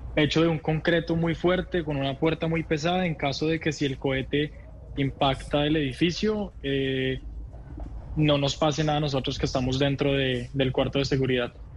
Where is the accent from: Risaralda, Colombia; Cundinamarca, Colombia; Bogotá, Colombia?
Bogotá, Colombia; moved away as an adult; now in Israel; soy colombiano, me nací y crecí en Colombia, en Bogotá